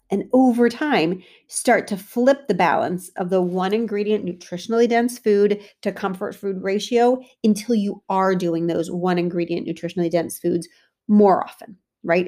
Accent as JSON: {"language": "English", "country": "United States", "said": "As an American Italian, I grew up with super heavy pasta dishes"}